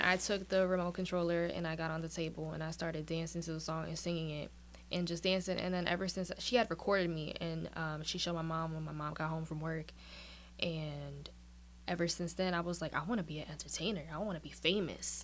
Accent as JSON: {"language": "English", "town": "New York City", "region": "New York", "country": "United States", "tie": "born or raised there", "moved": "yes", "lives_now": "Virginia, United States", "said": "I was born and raised in Brooklyn, New York, but I'm currently located here in Virginia"}